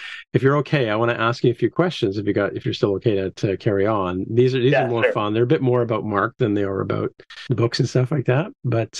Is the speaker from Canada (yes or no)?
yes; Canada; I'm Canadian